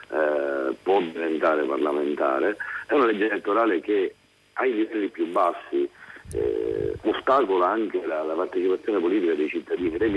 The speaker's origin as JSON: {"language": "Italian", "town": "Syracuse", "region": "Sicily", "country": "Italy", "said": "Io sono siciliano. Sono siciliano."}